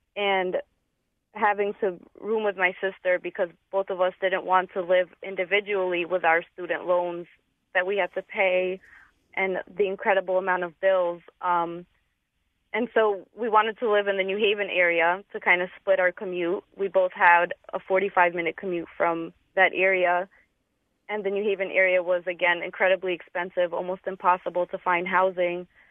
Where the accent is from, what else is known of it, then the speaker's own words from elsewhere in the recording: Stamford, Connecticut, United States; moved away as an adult; also born or lived in Bridgeport, Connecticut; now in Hartford, United States; wanted to live in my hometown of Stanford.